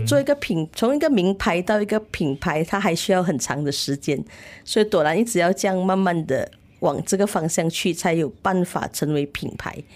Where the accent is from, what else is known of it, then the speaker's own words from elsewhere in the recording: Malaysia; 身为马来西亚人